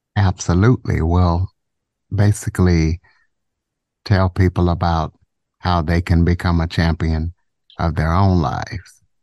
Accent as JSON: {"language": "English", "region": "Southwest Louisiana", "country": "United States", "also_born_or_lived": "Ruston, Louisiana / Monroe, Louisiana / DeRidder, Louisiana", "said": "I am from Southwest Louisiana"}